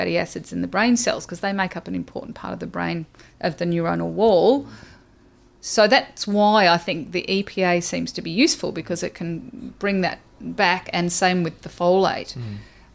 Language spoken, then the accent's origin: English; Australia; I'm Australian